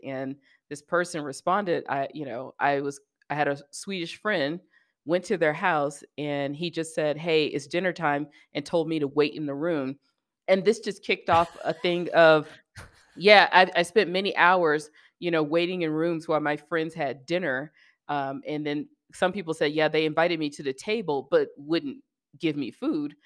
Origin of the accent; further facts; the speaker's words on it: the South, United States; growing up in the South